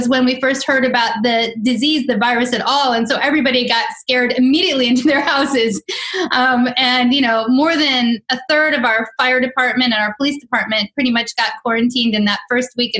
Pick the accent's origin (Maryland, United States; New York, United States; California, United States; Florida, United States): Maryland, United States; just outside D.C.; also born or lived in Chicago, Illinois; I was born in Chicago. I went to elementary, middle school, and high school just outside of D.C. on the Maryland side